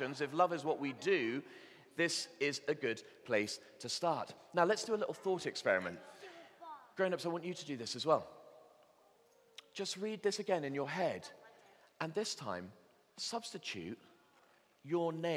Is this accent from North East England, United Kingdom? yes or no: no; Bristol, South West England, United Kingdom; I grew up in Bristol